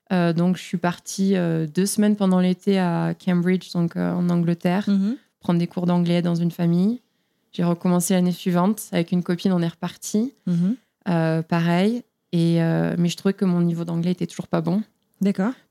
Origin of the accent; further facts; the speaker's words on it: Toulouse, Occitania, France; accent: southern; moved away as an adult; now in United States; Je viens de Toulouse